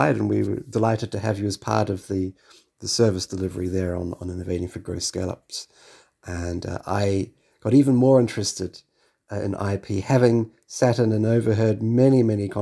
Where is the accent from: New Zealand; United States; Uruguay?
New Zealand; moved away as an adult; now in London, United Kingdom; being a New Zealander